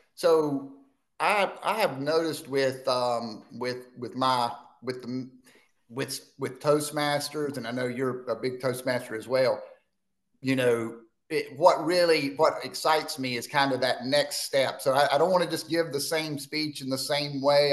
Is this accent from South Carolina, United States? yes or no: yes; Spartanburg, South Carolina, United States; I was born and raised in Spartanburg, South Carolina